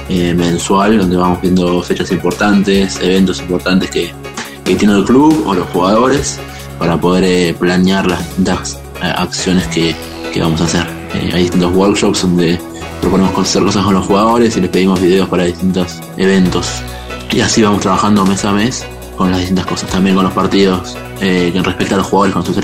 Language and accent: Spanish; San Antonio de Areco, Buenos Aires Province, Argentina; now in Barcelona, Spain; Tengo 33 años, soy de San Antonio de Areco, provincia de Buenos Aires.